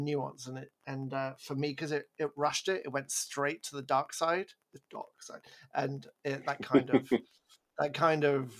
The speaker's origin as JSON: {"language": "English", "region": "England", "country": "United Kingdom", "said": "I'm English"}